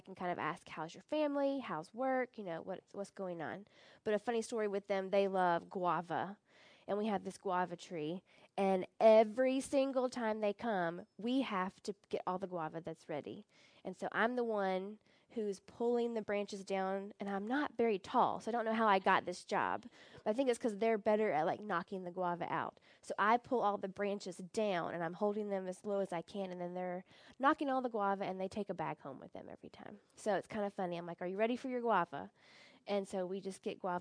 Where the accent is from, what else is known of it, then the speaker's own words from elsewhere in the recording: United States; moved away as an adult; now in Uganda; the American in me